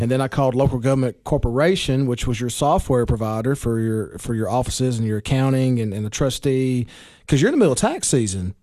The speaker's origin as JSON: {"language": "English", "town": "Baxter", "region": "Tennessee", "country": "United States", "said": "I'm from Baxter"}